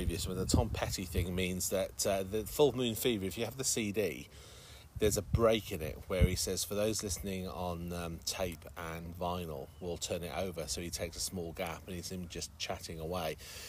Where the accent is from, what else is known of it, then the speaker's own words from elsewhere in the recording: near Hereford, Wales, United Kingdom; Just in Wales, but a village that's about 40 minutes away from Hereford.